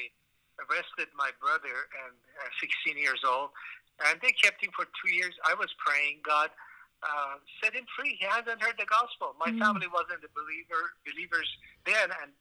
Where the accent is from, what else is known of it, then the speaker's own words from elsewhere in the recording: Iran; moved away; also born or lived in Tehran; I was born in Iran. I was a Muslim, and I was pretty devout in my early years